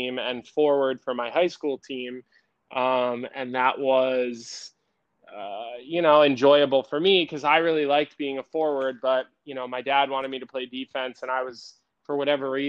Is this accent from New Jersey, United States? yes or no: no; Villanova, Pennsylvania, United States; where I grew up in Villanova